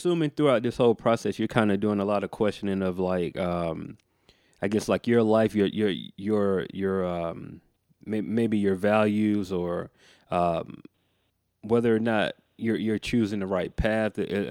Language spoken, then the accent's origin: English; the Bible Belt, United States; Now, for me, man, growing up in the Bible Belt, like you, anybody say seance, it immediately kind of puts you on guard.